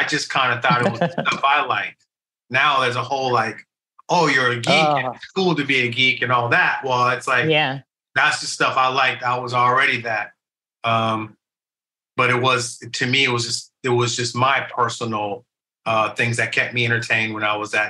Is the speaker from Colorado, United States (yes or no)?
yes; Denver, Colorado, United States; I'm from Denver, Colorado.